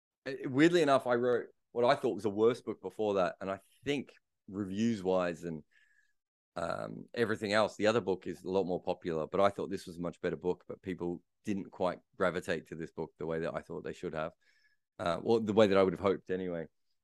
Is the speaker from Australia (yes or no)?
yes; Australia; now in England; I'm obviously an Australian who covers cricket in England